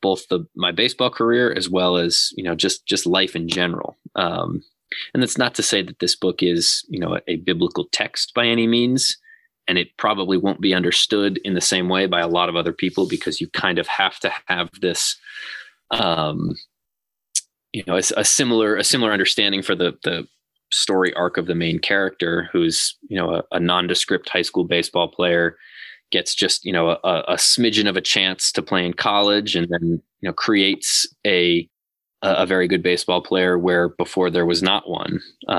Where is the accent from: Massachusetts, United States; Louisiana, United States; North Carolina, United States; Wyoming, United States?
Massachusetts, United States; So I had never really done a whole lot of reading about Mandela. And growing up